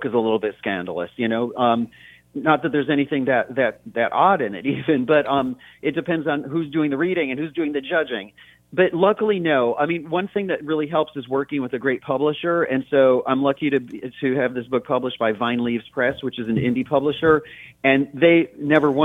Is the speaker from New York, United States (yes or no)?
yes; Brockport, New York, United States; I was born and raised in Western New York State, between the cities of Rochester and Buffalo, in a little town called Brockport.